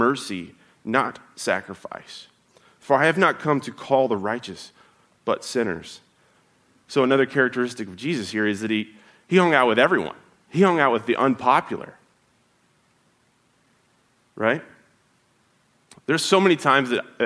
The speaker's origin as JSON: {"language": "English", "region": "Oklahoma", "country": "United States", "tie": "born or raised there", "moved": "yes", "said": "Growing up, so I'm from Oklahoma"}